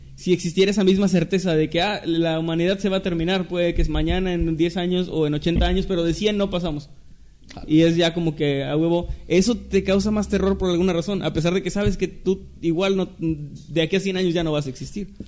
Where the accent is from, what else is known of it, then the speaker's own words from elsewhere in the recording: Mexico; somos mexicanos